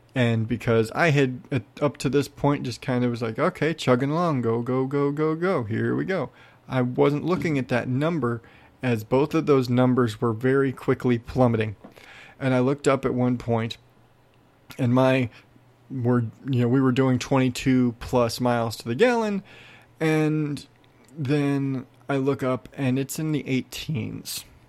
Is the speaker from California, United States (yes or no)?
no; Arizona, United States; I'm from Arizona.